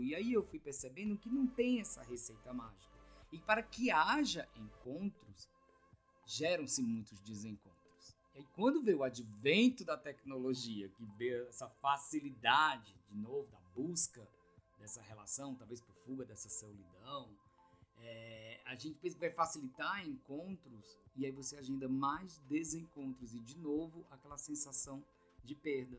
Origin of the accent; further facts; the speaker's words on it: Ceará, Brazil; now in São Paulo, Brazil; eu vim do Ceará, tô há 16 anos em São Paulo